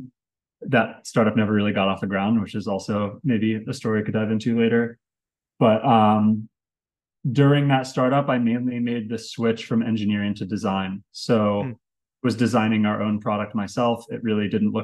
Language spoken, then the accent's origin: English; Richmond, Virginia, United States; moved away as an adult; also born or lived in Los Angeles; I grew up in Richmond, Virginia. So that's where I'm from.